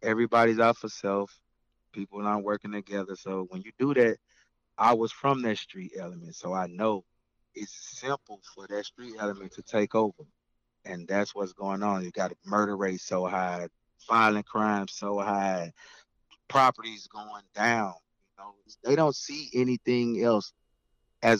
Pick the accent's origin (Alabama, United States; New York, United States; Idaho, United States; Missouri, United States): Missouri, United States; St. Louis; I'm from St. Louis, Missouri.